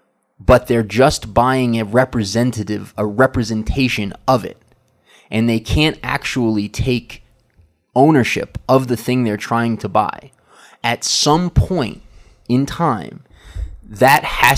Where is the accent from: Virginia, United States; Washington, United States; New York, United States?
New York, United States; now in Ecuador; I come from New York. You know, I was in New York for many years, kind of a pizza snob.